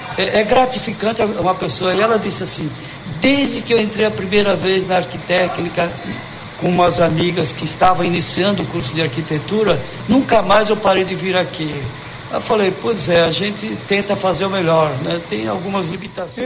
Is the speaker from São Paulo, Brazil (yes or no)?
yes; São Caetano do Sul, São Paulo, Brazil; now in Campo Grande, Brazil; eu sou de São Caetano do Sul também. É e também sou capograndense.